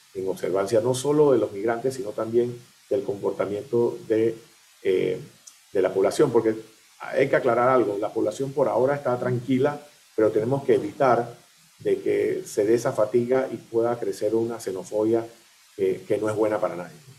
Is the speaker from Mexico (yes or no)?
no; Panama; nosotros como panameños